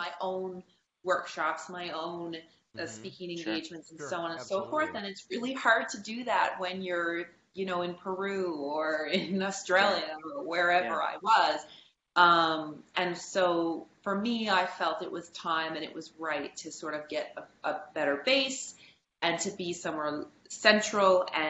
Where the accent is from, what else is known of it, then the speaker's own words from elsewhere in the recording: Canada; for me as a Canadian, I wanted to stay in Canada. That was important to me.